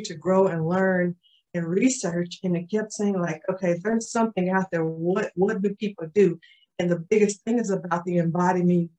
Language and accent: English; Tulsa, Oklahoma, United States; I am from Tulsa, Oklahoma, born and raised, been here all my life